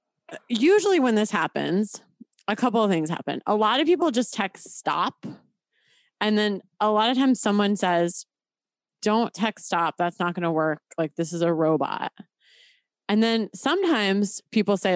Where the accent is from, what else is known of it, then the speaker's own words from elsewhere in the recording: upstate New York, United States; now in Los Angeles, United States; I'm from Los Angeles, but this is my upstate New York number because I'm from upstate New York